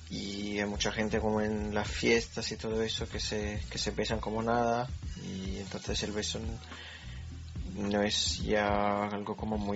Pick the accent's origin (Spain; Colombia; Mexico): Spain; la española cuando besa, pues yo soy española y a veces tengo mis días